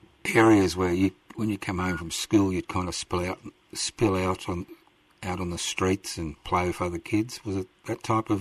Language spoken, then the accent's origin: English; Brisbane, Queensland, Australia; first language Italian; English is a second language; I was born in Brisbane in 1951, right? I went to school in Brisbane in 1956. I didn't know one word of English.